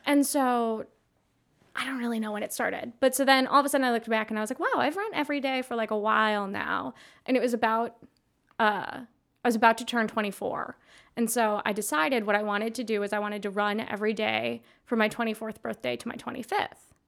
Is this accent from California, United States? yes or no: no; just west of Minneapolis, Minnesota, United States; now in Milwaukee, United States; I grew up in Minnesota, just west of Minneapolis